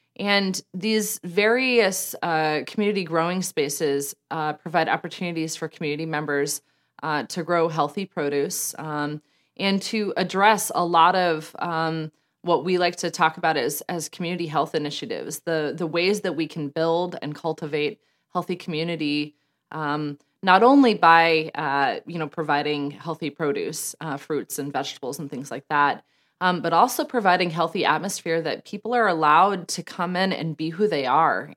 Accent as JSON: {"language": "English", "town": "Denver", "region": "Colorado", "country": "United States", "tie": "born or raised there", "moved": "yes", "said": "I was born and raised in Denver, Colorado, just outside of Denver, Colorado"}